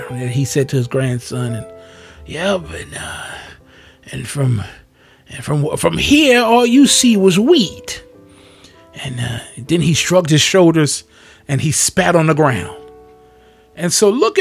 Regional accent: Pleasantville, New Jersey, United States; moved away; I grew up in the city of Pleasantville, New Jersey.

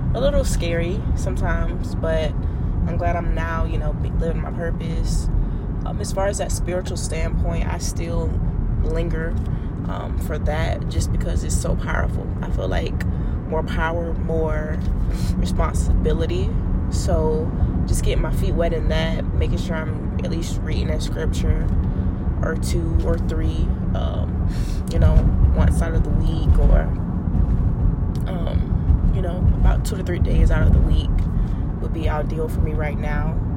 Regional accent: United States; we're from America

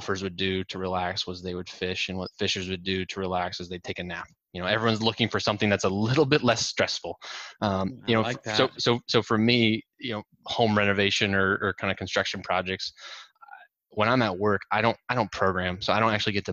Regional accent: Norwalk, Iowa, United States; I grew up in Norwalk, just south of town

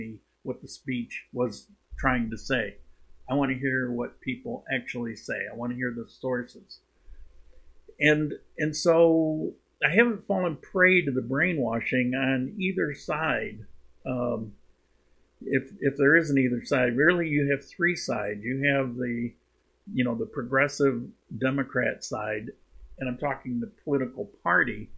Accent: New York, United States; also born or lived in Cuenca, Ecuador; I'm a New Yorker

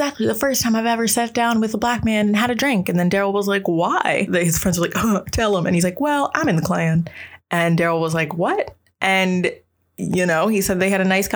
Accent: Maryland, United States; I am from Maryland

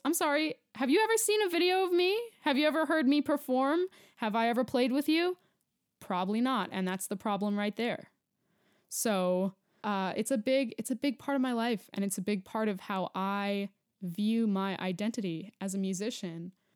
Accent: New York, United States; moved away as an adult; now in Denver, United States; I'm a New Yorker, born and raised

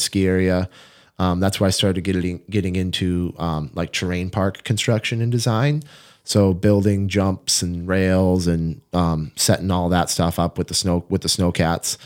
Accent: Fergus Falls, Minnesota, United States; moved away; I grew up in Fergus Falls

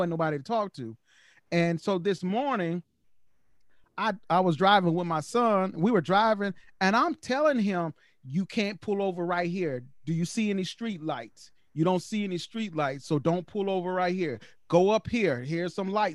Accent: the South, United States; growing up in the projects and growing up in the South

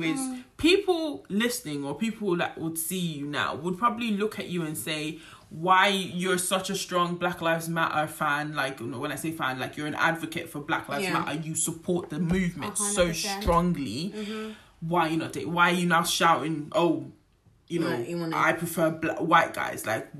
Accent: Nigeria; I'm gonna use Nigerian because I'm Nigerian.

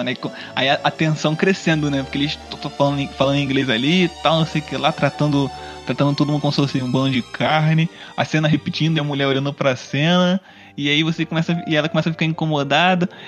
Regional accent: South Region, Brazil; nós somos do sul do Brasil, é colonização de alemães e tal, uhum. europeus.

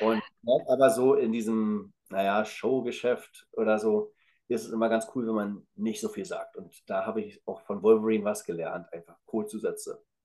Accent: the East, eastern Germany, Germany; ich komme ja aus dem Osten

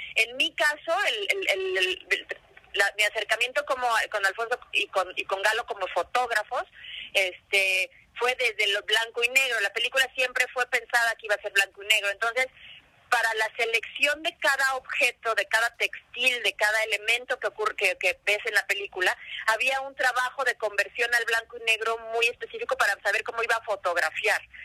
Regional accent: Mexico

